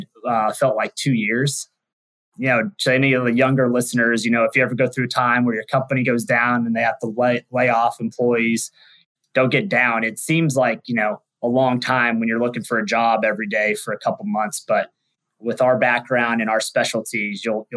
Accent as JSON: {"language": "English", "town": "Wichita", "region": "Kansas", "country": "United States", "tie": "born or raised there", "also_born_or_lived": "Texas", "moved": "as an adult", "said": "I'm a Midwest kid, born and raised in Wichita, Kansas"}